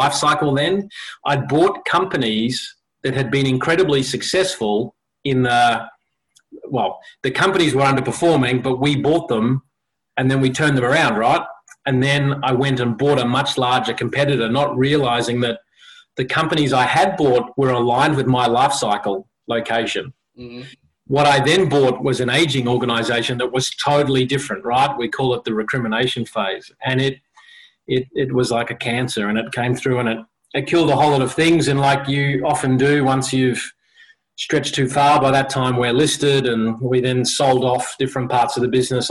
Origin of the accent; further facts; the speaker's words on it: Australia; also born or lived in South Africa / Sydney, Australia / Brisbane, Australia; Grew up in Sydney, came to Brisbane, and we came to Chapel Hill on that side of town, went to school at Brisbane Boys College, BBC